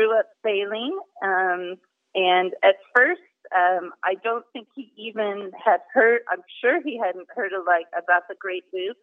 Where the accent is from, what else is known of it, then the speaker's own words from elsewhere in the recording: West Coast, United States; we're from the West Coast and we grew up sailing